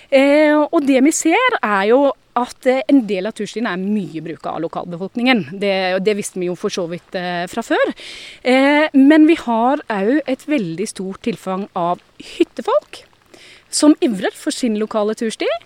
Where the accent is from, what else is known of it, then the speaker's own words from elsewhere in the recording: Arendal, Agder, Norway; also born or lived in Stavanger; jeg er født og oppvokst i Arendal. Men en mor som er trønder og en far som er gudbrandsdølen, bodd 13 år i Stavanger og gift med en vesttelemarking, da sklir dialekta ut.